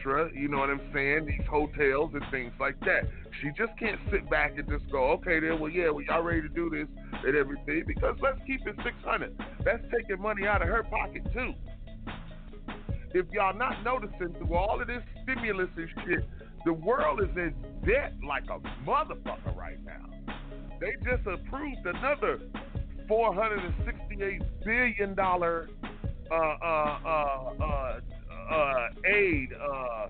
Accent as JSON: {"language": "English", "town": "Detroit", "region": "Michigan", "country": "United States", "tie": "born or raised there", "said": "I'm from Detroit, Michigan. That's not an excuse. Born and raised in Detroit"}